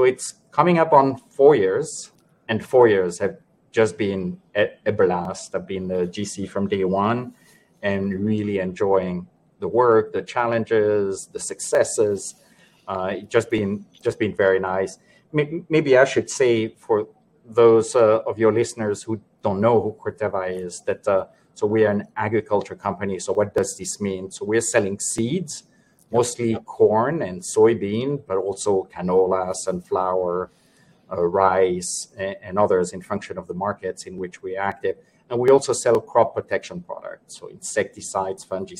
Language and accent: English; Switzerland; moved away as an adult; also born or lived in Geneva / Panama / New York; I was born and raised in Switzerland